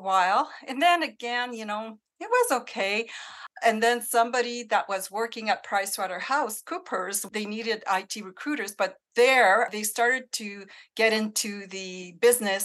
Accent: Northern Ontario, Canada; moved away as an adult; growing up in Northern Ontario

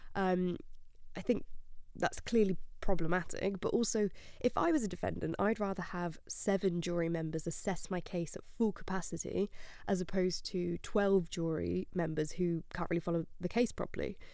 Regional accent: Spain; moved away; I grew up in Spain

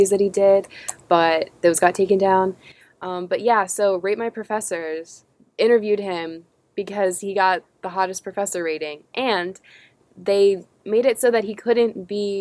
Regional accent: United States; we're American

